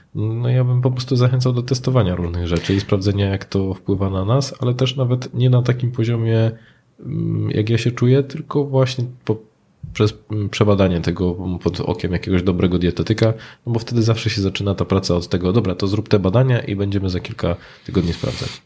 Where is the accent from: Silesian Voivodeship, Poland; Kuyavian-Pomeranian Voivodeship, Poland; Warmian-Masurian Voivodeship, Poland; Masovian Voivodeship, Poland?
Silesian Voivodeship, Poland; u nas na Śląsku